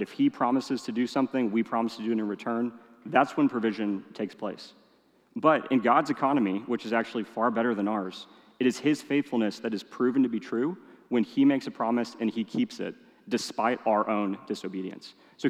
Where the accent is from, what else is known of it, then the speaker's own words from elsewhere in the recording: Indonesia; I am a city boy through and through. Yes, I grew up in Indonesia. Even then, it kind of felt like city boy. Weird mix of being in the jungle and living in a big city.